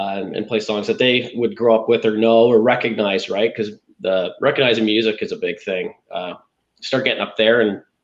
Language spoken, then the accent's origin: English; Sarnia, Ontario, Canada; growing up in Sarnia is a really special place